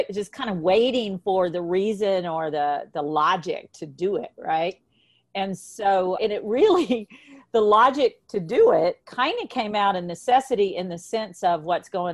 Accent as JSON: {"language": "English", "region": "Mississippi", "country": "United States", "tie": "born or raised there", "said": "the kinds of work that we're doing all over my home state"}